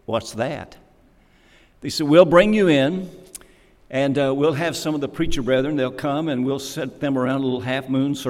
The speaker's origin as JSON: {"language": "English", "region": "Kentucky", "country": "United States", "said": "I was from Kentucky."}